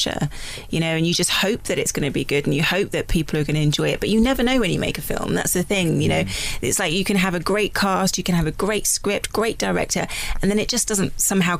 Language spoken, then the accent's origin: English; London, United Kingdom; being a Londoner, you know, I grew up watching Bond